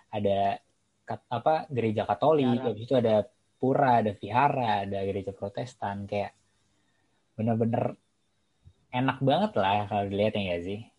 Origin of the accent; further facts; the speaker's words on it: Tangerang Selatan, Banten, Indonesia; also born or lived in Jakarta; now in Depok, Indonesia; gue lahir di Jakarta tapi ya gue nggak pernah selama itu tinggal di Jakarta gue cuma tinggal di Jakarta untuk beberapa tahun pas gue kecil dan gue pindah ke Tangerang Selatan